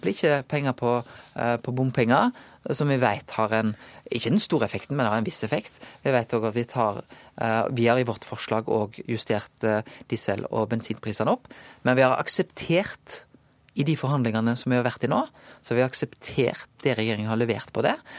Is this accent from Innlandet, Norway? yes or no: no; Bømlo, Vestland, Norway; moved away; hjemme på Bømlo